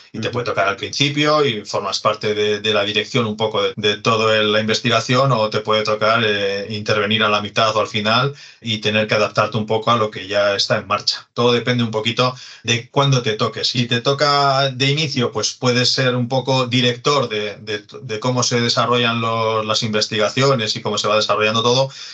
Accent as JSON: {"language": "Spanish", "town": "Santurtzi", "region": "Basque Country", "country": "Spain", "said": "yo eh, soy de Santurchi, es, un, es pueblecito que está al lado de, Bilbao"}